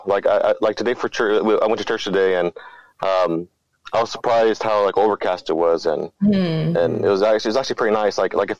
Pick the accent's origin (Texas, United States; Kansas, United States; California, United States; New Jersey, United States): California, United States; Bakersfield; I was born and raised in Bakersfield.